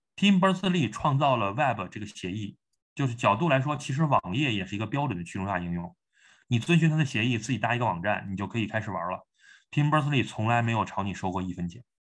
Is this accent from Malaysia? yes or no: no; China; 我们中国人嘛，我们，我们讲汉语 我们有一个中国的胃，然后我们你浸泡在中国文化中